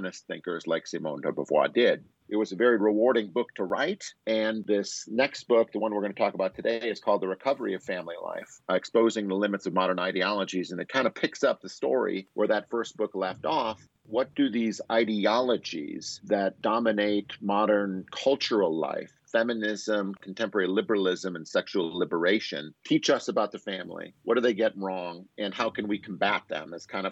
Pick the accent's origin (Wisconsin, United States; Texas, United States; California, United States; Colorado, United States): Wisconsin, United States; moved away as an adult; also born or lived in Chicago, Illinois; now in Boise, United States; I'm from Wisconsin, and I've got a job out here in Boise State in 2000